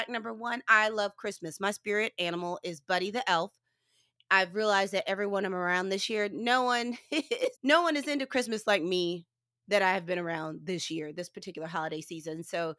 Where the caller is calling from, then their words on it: St. Louis, Missouri, United States; I will let you know I am recording from St. Louis, Missouri.